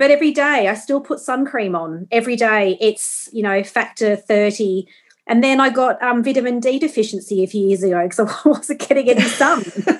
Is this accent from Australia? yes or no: yes; Australia; obviously I'm from Australia, yes, but I'm not tanned.